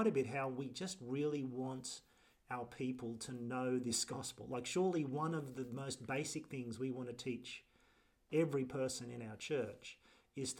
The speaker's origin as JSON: {"language": "English", "country": "Australia", "said": "as an Australian who doesn't like promotion"}